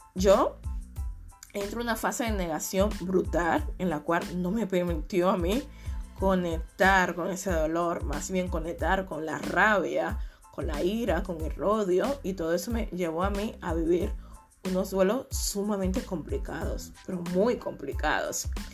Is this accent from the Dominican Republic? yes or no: yes; Dominican Republic; moved away; la mayoría de mis amigos, eh, viven en mi país, República Dominicana